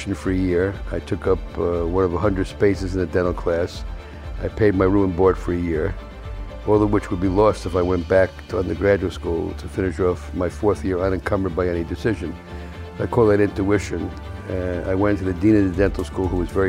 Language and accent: English; New York City, New York, United States; I grew up in the South Bronx with four other guys.